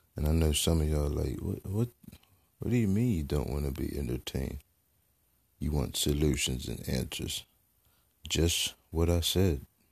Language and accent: English; United States; as American people